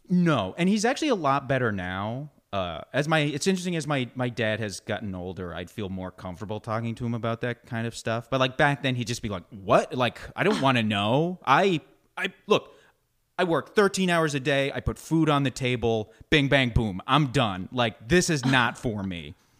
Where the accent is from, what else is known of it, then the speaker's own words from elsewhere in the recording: Canada; moved away; growing up in Canada